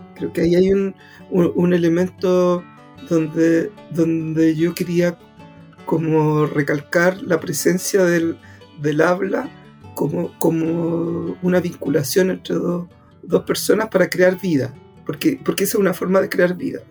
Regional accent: Antofagasta, Chile; also born or lived in Puerto Cisnes; yo soy del norte, yo soy de Antofagasta

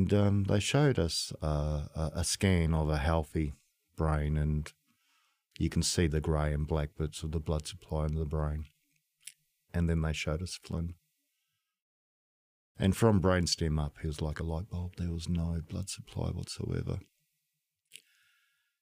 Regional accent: New Zealand; moved away; I'm from New Zealand

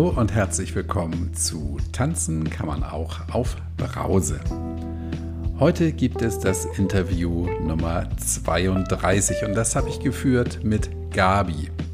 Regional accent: Hamburg, Germany; Das sage ich als Hamburger

